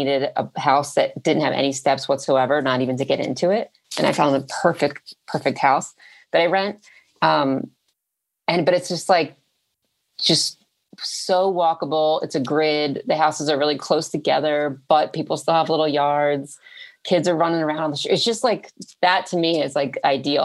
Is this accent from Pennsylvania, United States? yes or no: yes; Philadelphia, Pennsylvania, United States; moved away; the block that I grew up on in Philly, up until I was 10